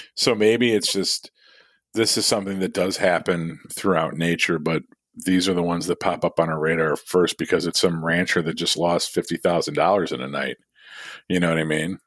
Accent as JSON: {"language": "English", "country": "United States", "tie": "born or raised there", "said": "I was born in America, but, like, s, of somewhat of Irish descent"}